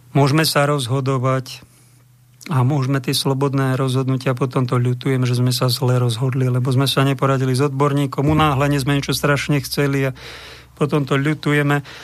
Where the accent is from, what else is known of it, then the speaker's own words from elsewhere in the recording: Bojnice, Trenčín Region, Slovakia; v mojom rodnom meste